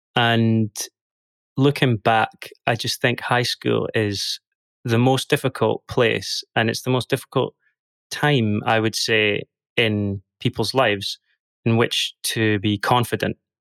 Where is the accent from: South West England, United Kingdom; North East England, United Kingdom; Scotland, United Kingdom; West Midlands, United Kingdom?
Scotland, United Kingdom; Dundee; moved away as an adult; now in London, United Kingdom; I'm originally from Dundee in Scotland. grew up there for the first twenty-something years of my life.